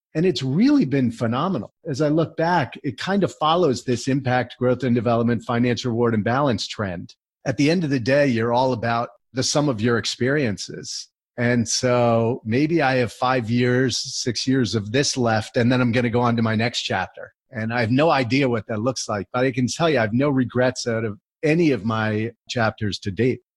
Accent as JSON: {"language": "English", "region": "New Jersey", "country": "United States", "tie": "born or raised there", "also_born_or_lived": "College Park, Maryland", "said": "I grew up in New Jersey"}